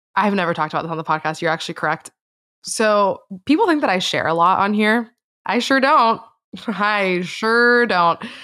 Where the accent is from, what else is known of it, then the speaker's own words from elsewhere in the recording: Miami, Florida, United States; I grew up in Miami, Florida